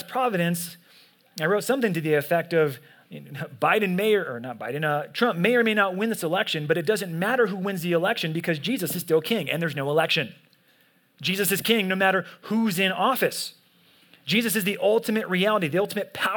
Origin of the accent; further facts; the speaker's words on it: United States; as American Christians